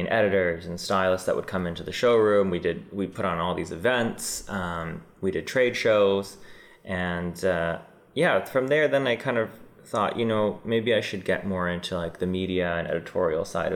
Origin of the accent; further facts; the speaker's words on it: Vancouver, British Columbia, Canada; moved away as an adult; also born or lived in New York; now in Toronto, Canada; I'm originally born and raised in Vancouver